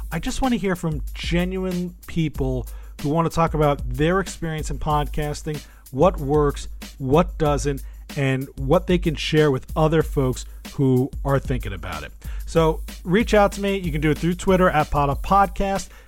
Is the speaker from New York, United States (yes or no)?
yes; New York, United States; I'm from New York.